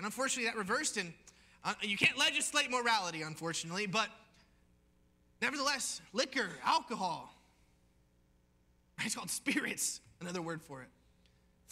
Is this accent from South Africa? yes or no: no; United States; being an American